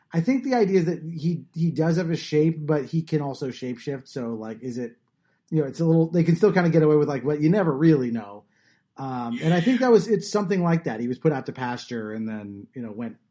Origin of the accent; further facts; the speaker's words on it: Southern California, United States; I grew up in Southern California